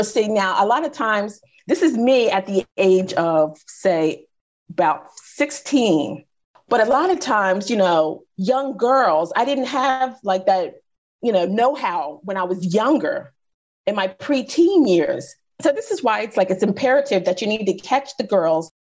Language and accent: English; United States; I grew up in the 70s and 80s in the States. I grew up in the States